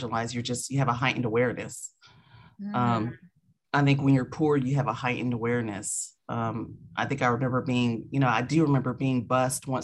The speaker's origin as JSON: {"language": "English", "town": "Spartanburg", "region": "South Carolina", "country": "United States", "tie": "born or raised there", "also_born_or_lived": "Seattle", "moved": "as an adult", "lives_now": "Atlanta, United States", "said": "I was raised in South Carolina. So I absolutely consider myself to be a Southerner"}